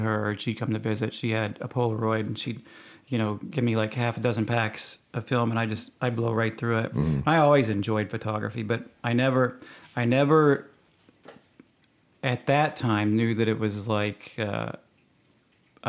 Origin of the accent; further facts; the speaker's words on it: Rockwall, Texas, United States; also born or lived in Wisconsin; I grew up out in Rockwall